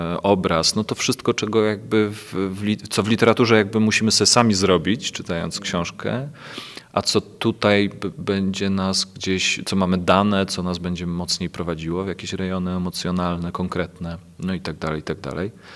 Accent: Kielce, Świętokrzyskie Voivodeship, Poland; Ja pochodzę z Kielc, moja rodzina mieszka w Kielcach.

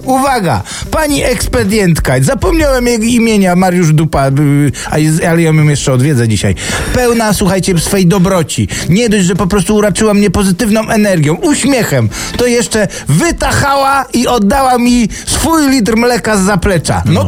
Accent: Silesian Voivodeship, Poland; Jak to się godo u nas na Śląsku

